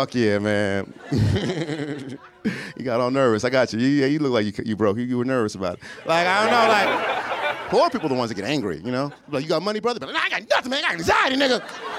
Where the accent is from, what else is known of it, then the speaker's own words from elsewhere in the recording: East Coast, United States; also born or lived in California; I was born in California and then moved to the East Coast.